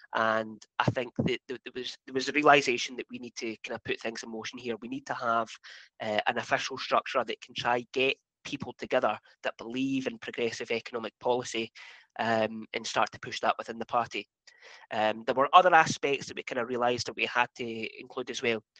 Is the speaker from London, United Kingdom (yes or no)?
no; Highlands and Islands, Scotland, United Kingdom; I'm from the Highlands and Islands